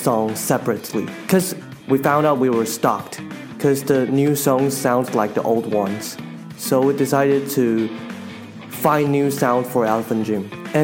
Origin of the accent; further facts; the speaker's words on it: Kaohsiung, Taiwan; English is a second language; also born or lived in Taipei; we're all from Kaohsiung, the southern city, and we all moved to Taipei for university. And after graduated, we moved back